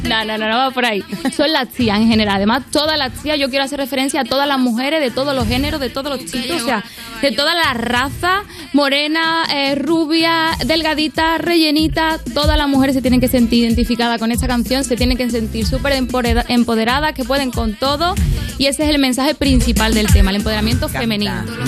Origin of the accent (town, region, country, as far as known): Andalusia, Spain